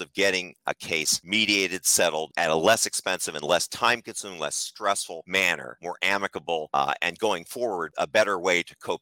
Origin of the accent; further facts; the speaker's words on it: Philadelphia, Pennsylvania, United States; moved away as an adult; also born or lived in Massachusetts / Washington, D.C.; now in Arlington, United States; I'm from Philadelphia originally and moved down after attending Harvard University to the Washington, D.C. metropolitan area